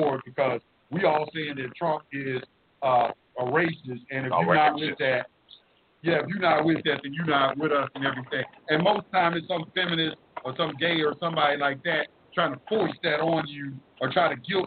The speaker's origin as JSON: {"language": "English", "town": "Dallas", "region": "Texas", "country": "United States", "tie": "born or raised there", "also_born_or_lived": "Atlanta", "moved": "yes", "said": "I'm from Oak Cliff in Dallas, Texas, and I've been around my people"}